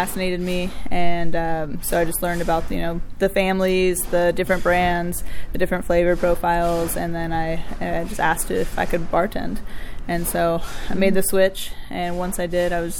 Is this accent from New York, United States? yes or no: no; Cincinnati, Ohio, United States; also born or lived in San Diego, California / Northern Kentucky; now in Louisville, United States; I was born in San Diego. Okay. You're West Coast. I grew up mostly Cincinnati, Northern Kentucky.